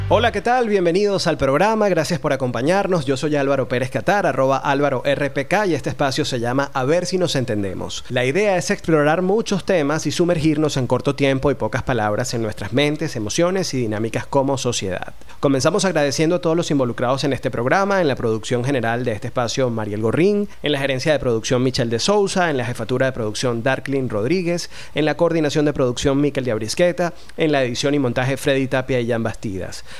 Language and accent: Spanish; Venezuela; en un país como el nuestro